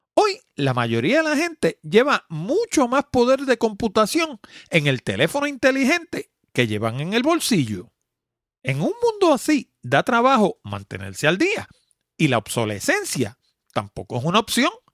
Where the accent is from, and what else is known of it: Puerto Rico